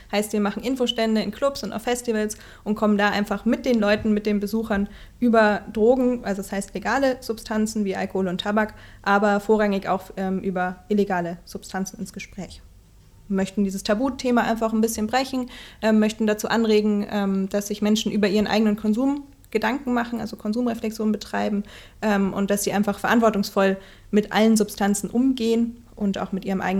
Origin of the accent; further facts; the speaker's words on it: Erlangen, Bavaria, Germany; now in Würzburg, Germany; weil ich ja ursprünglich auch aus Erlangen komme und jetzt eben in Würzburg, also wir sind Mainzer und Standort Würzburg, ähm, in Würzburg arbeite